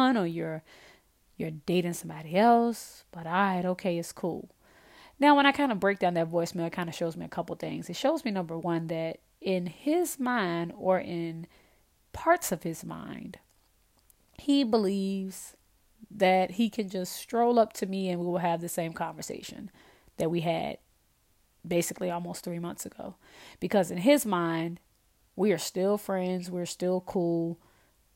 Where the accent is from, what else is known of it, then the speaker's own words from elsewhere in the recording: Virginia, United States; moved away as an adult; now in Louisiana, United States; I am originally from Virginia. I moved to Louisiana